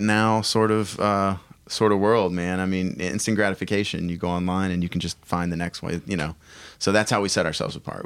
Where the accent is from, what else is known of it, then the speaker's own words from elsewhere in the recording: United States; being an American